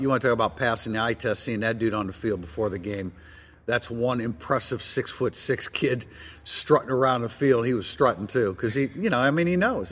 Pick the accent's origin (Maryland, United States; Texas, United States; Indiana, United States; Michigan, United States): Indiana, United States; South Bend; you and I are Nordion graduates and born and raised in South Bend